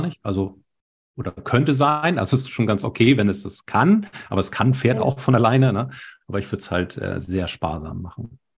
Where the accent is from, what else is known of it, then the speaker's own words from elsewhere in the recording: Hamburg, Germany; also born or lived in Baltic Sea coast; ich bin ja in Hamburg geboren und wir leben hier an der Ostsee.